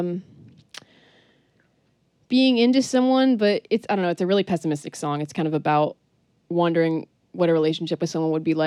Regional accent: Colchester, Vermont, United States; also born or lived in New Hampshire / New Orleans; I am from Colchester, Vermont originally. Grew up there until I was 16.

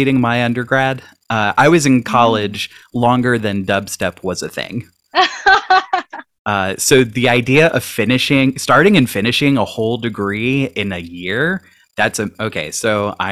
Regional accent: Panama City, Florida, United States; moved away; Ages 5 to 11, I was in Panama City.

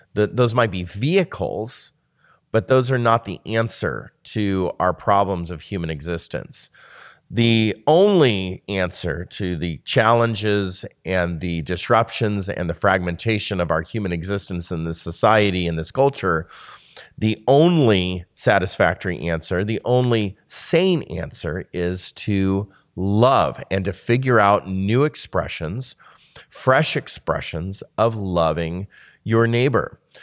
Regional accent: United States; we are a lonely people as an American society

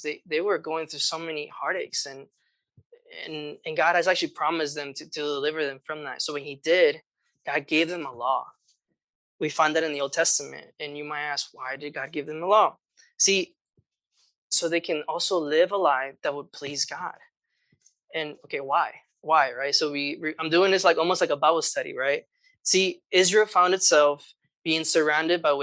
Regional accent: Guatemala; moved away; I grew up in Guatemala

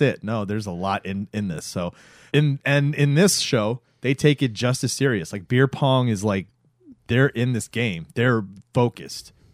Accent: Florida, United States; growing up in Florida

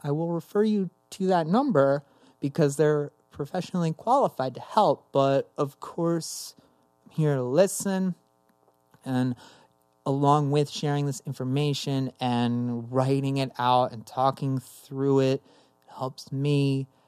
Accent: Summit, New Jersey, United States; also born or lived in Somerset, New Jersey; growing up in New Jersey

